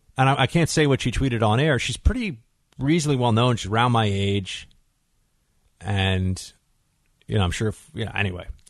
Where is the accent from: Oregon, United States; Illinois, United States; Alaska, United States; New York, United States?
New York, United States; New York City; here in New York City, here in my hometown